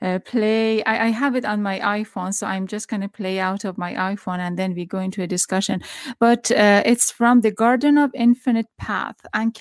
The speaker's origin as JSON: {"language": "English", "country": "Iran", "said": "I'm from Iran"}